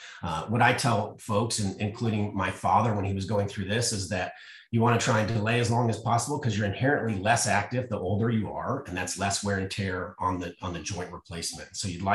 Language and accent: English; Colorado, United States; now in Texas, United States; I'm from Colorado originally.